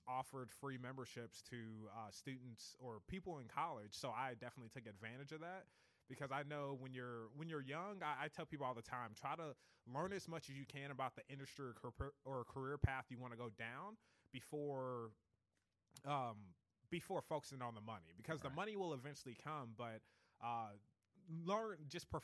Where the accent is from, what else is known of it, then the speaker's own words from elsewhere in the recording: Columbia, Missouri, United States; moved away as an adult; now in Kansas City, United States; I was born and raised in Columbia, Missouri. Came up here in 2016 to study economics at UMKC